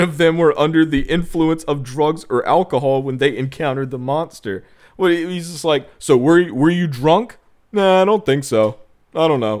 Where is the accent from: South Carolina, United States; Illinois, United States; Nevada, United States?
South Carolina, United States; We, we both born and raised in South Carolina